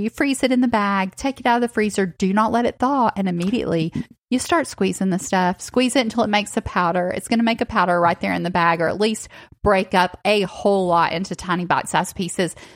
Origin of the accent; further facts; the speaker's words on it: Northwest Georgia, Tennessee, United States; I also grew up in the South, but I grew up in Tennessee, Northwest Georgia as well